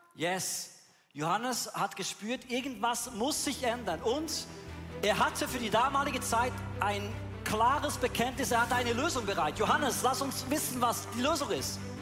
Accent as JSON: {"language": "German", "region": "Bern", "country": "Switzerland", "tie": "born or raised there", "said": "Wo ich aufgewachsen bin in Bern"}